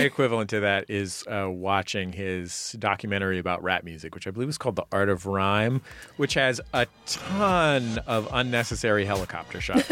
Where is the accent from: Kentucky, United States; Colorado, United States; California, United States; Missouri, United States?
California, United States; San Francisco; now in Los Angeles, United States; I grew up in the Mission District